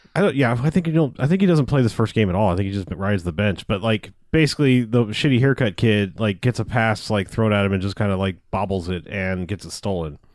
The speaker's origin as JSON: {"language": "English", "country": "United States", "said": "I, I'm American."}